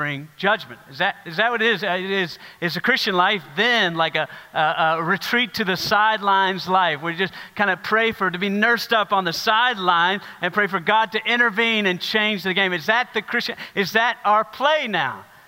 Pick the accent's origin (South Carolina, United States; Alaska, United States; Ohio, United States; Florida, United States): South Carolina, United States; I grew up in South Carolina